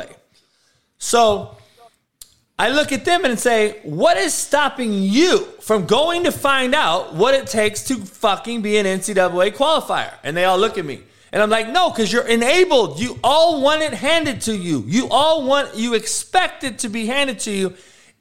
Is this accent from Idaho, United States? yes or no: no; Compton, California, United States; I grew up in Compton, homie, getting shot at and getting having people die on my front lawn every day